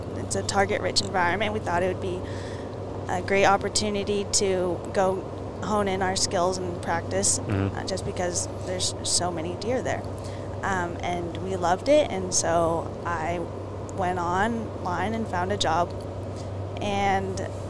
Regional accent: Moraga, California, United States; I am from Moraga, California. It's in the East Bay.

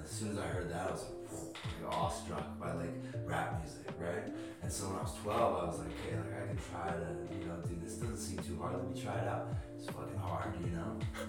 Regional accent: Mission, British Columbia, Canada; also born or lived in Langley, British Columbia; I was born in Langley, March 23rd, 2000. And then when I was 3 years old, I moved to Mission. And then I've been there ever since.

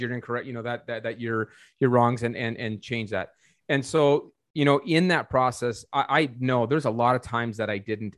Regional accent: North Dakota, United States; I was born and raised in North Dakota. I'm from North Dakota.

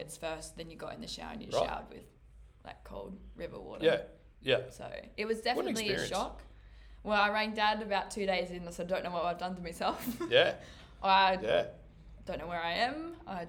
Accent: Australia; I'm from Australia.

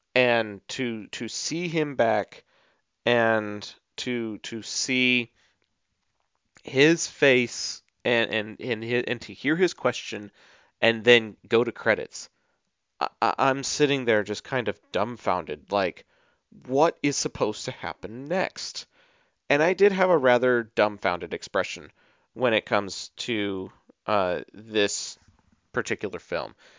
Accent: Texas, United States; I'm Texan and we love tacos

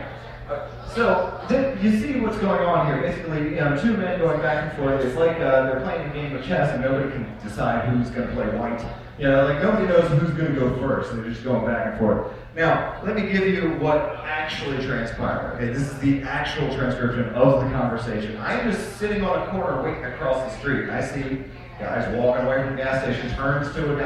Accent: Baltimore, Maryland, United States; growing up in Baltimore City

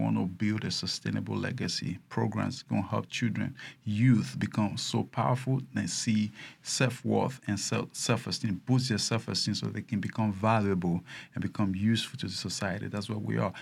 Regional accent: Nigeria; now in United States; I started my business as a Nigerian

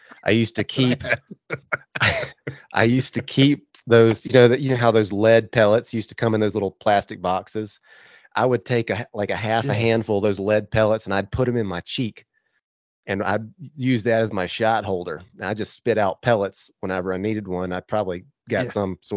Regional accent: the South, United States; growing up in the South

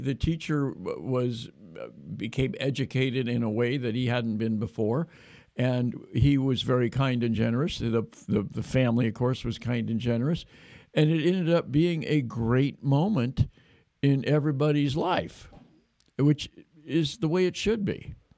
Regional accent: Davis, California, United States; Davis, my hometown

